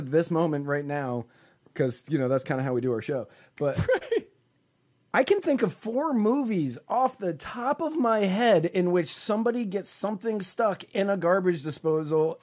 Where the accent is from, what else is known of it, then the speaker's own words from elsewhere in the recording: Virginia, United States; I grew up in Virginia